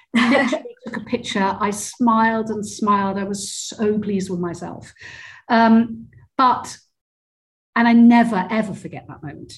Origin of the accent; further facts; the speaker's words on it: Cornwall, South West England, United Kingdom; moved away; I grew up in Cornwall, which is in the southwest of the UK